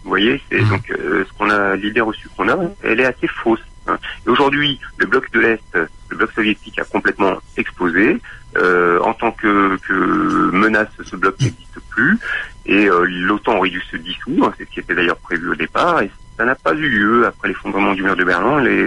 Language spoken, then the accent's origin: French; France; nous, en tant que Français